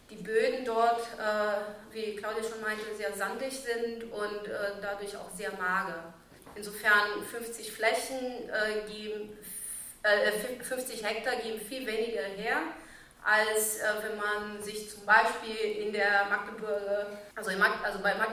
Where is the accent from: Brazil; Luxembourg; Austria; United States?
Brazil; now in Germany; Ich komme aber auch in Brasilien aus einer großen Stadt. Ich sage immer mal wieder so, dass ich mindestens zweimal äh, Migrantin bin. So, ne? ich, bin ich bin einmal so von Brasilien nach Deutschland ausgewandert und ich bin von der Stadt aufs Land